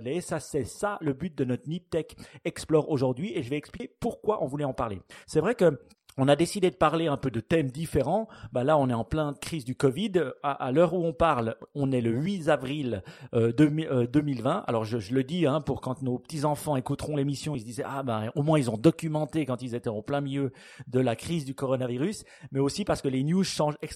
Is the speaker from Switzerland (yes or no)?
yes; Switzerland; chez nous en Suisse